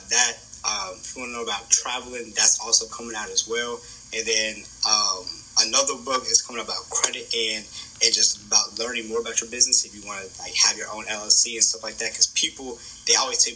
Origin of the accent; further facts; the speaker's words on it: Kansas City, Kansas, United States; also born or lived in Wichita, Kansas; I come from Wyandotte County, right? Kansas City, Kansas.